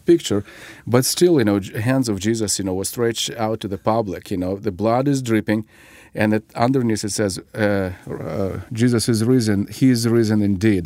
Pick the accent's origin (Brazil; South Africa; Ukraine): Ukraine; moved away; I was born and raised in the Ukrainian part of the former Soviet Union